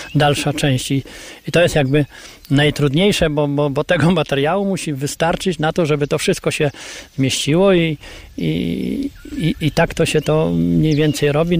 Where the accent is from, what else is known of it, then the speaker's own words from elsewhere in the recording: Kryłów, Lublin Voivodeship, Poland; domu, w którym ja się urodziłem, w którym mieszkałem za, za młodych lat, w którym chodziłem